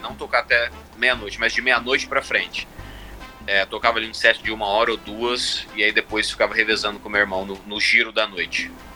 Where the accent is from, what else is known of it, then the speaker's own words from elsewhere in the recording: Sinop, Mato Grosso, Brazil; moved away as an adult; also born or lived in Cuiabá, Mato Grosso; now in Chicago, United States; dos meus 8 até os meus 19, mais ou menos, eu cresci em Sinop